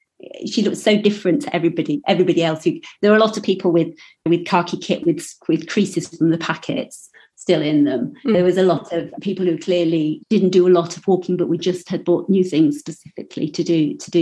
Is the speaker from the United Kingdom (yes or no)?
yes; Yorkshire and the Humber, United Kingdom; I'm from Yorkshire